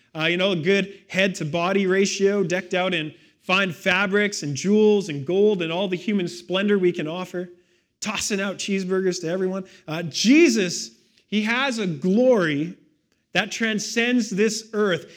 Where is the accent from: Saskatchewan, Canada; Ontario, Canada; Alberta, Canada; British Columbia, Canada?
British Columbia, Canada; Victoria; I grew up in Victoria, right on the edge of Mount Douglas.